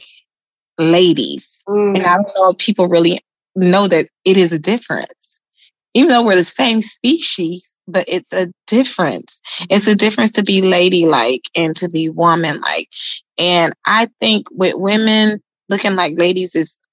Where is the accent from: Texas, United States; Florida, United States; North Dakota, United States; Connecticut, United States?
Florida, United States; Miami; moved away as an adult; now in Atlanta, United States; I'm originally from Miami, born and raised in Miami. I'm now in Atlanta.